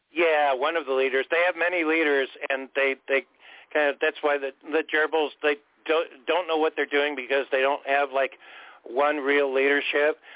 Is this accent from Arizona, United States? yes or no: no; Orange County, California, United States; moved away as an adult; also born or lived in Anaheim; I grew up in Orange County all of my life before I moved up here in 95